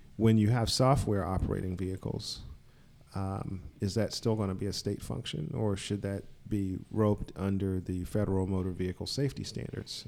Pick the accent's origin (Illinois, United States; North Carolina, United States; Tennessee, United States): North Carolina, United States; Charlotte; I grew up in Charlotte, North Carolina